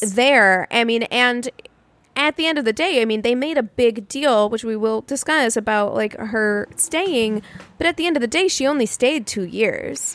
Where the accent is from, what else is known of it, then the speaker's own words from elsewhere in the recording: Missouri, United States; I'm from Missouri